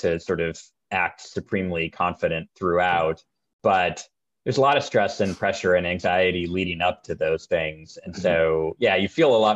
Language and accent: English; Marin, California, United States; I grew up in Marin